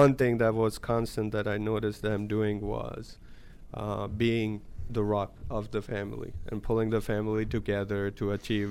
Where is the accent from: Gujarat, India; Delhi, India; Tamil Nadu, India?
Gujarat, India; moved away; A small town in Gujarat, India